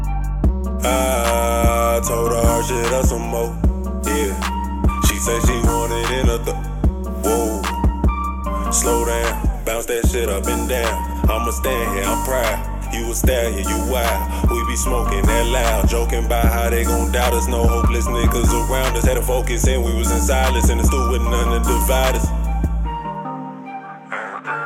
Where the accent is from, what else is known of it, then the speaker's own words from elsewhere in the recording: Chicago, Illinois, United States; moved away; I'm from Chicago